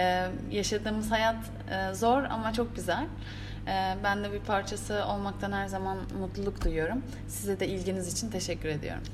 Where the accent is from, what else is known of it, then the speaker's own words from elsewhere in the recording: Turkey; bir Türk olarak